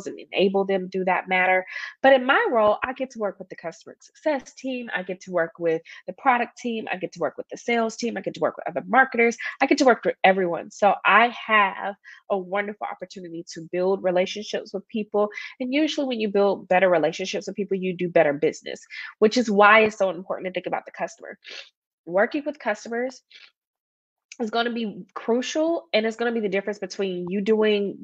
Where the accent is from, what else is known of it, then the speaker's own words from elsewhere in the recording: Atlanta, Georgia, United States; moved back to my hometown of Atlanta